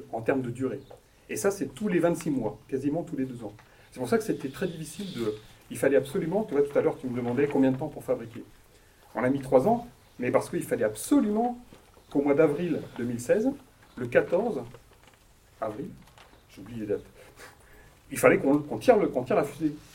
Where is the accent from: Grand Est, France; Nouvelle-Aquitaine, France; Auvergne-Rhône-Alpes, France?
Nouvelle-Aquitaine, France; Poitiers; je suis né, euh, je, suis né à, Poitiers, j'ai vécu à Poitiers, je suis dans le Poitou-Charentes, je suis français, voilà.